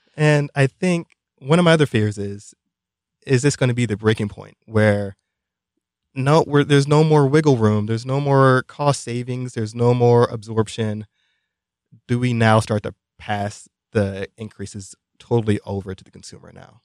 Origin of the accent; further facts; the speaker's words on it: New York City, New York, United States; I was born in Brooklyn, New York